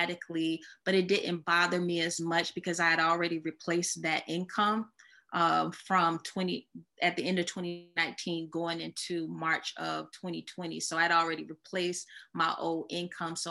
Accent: Columbia, South Carolina, United States; moved away as an adult; now in Charlotte, United States; I'm originally from Columbia, South Carolina

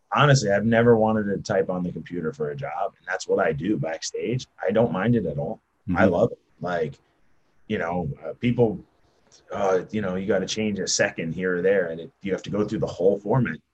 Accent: New Jersey, United States; I'm an Italian from New Jersey

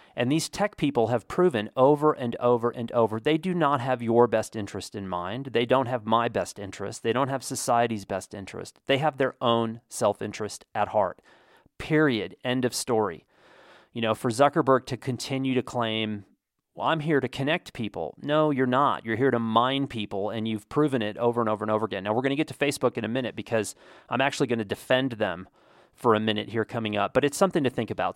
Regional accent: United States; as an American

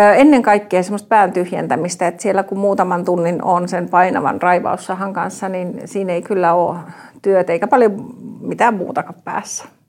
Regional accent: Tampere, Pirkanmaa, Finland; also born or lived in Ikaalinen; muutin Ikaalisista takaisin kotiin Tampereelle

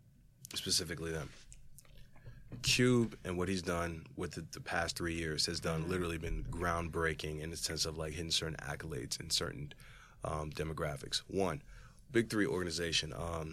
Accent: Philadelphia, Pennsylvania, United States; You know, growing up near Philly or growing up literally outside of it, you can't tell me shit about AI.

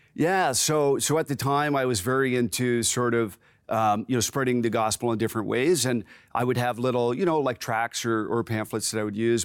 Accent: Waterford, Ontario, Canada; also born or lived in Simcoe, Ontario / Courtice, Ontario; myself and my three brothers grew up uh, in Waterford, so just sort of south of Brantford, Ontario

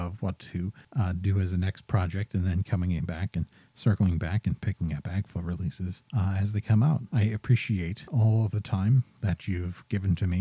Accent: United States; as an American

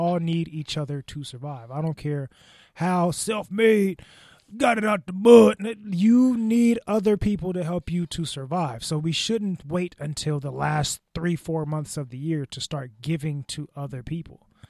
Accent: United States; we, as an American society

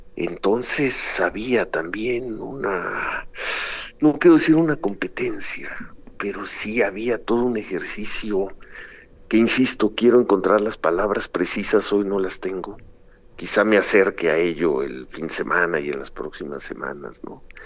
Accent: Mexico; como ciudadano, como mexicano

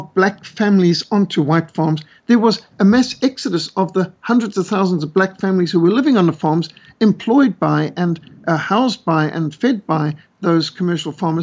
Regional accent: Zimbabwe; moved away; I used to live in Rhodesia. I was brought up in Rhodesia

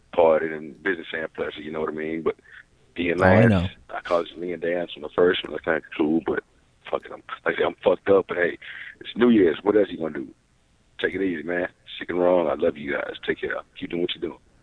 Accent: Texas, United States; I'm out here in NYC, but I'm from Texas

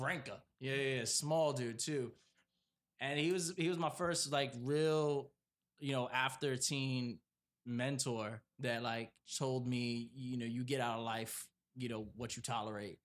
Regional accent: New York City, New York, United States; moved away; also born or lived in Providence, Rhode Island; I was born and raised in Brooklyn

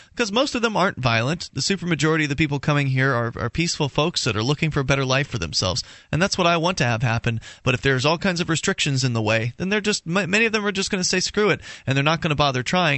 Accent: Florida, United States; now in New Hampshire, United States; I'm in New Hampshire, but I'm from Florida

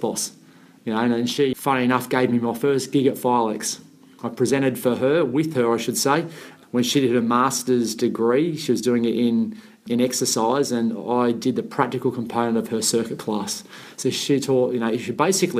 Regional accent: Sydney, New South Wales, Australia; I grew up in the Shire

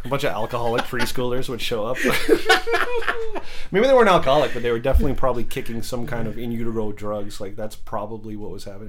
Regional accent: Chico, California, United States; born there; my dad had a job in, I think it was like Paradise, California or Chico around there. And I was born in Chico Hospital.

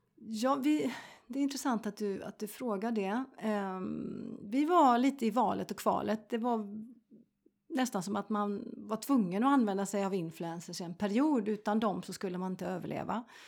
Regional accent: Sweden; jag är svensk

